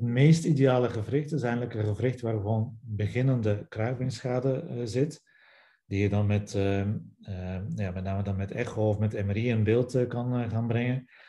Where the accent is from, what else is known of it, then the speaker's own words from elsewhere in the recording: Belgium; accent: Belgian; moved away as an adult; also born or lived in Ghent; now in Netherlands; zoals je hoort aan mijn naam en aan mijn accent, nog altijd na 14 jaar Nederland, ben ik Belg